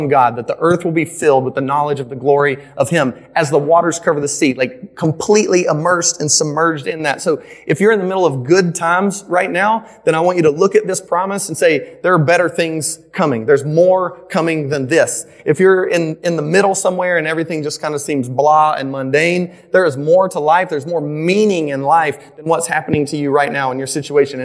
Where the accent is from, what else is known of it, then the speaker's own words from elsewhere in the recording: Midland, the South, United States; So I grew up in the South. I grew up in Midland. I grew up in like a real rural area